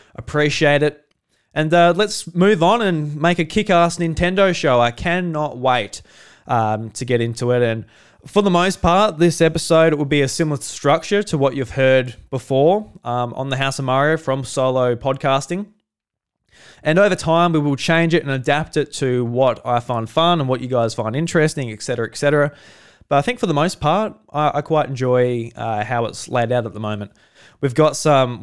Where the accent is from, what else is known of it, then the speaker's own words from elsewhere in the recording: Australia; I'm Australian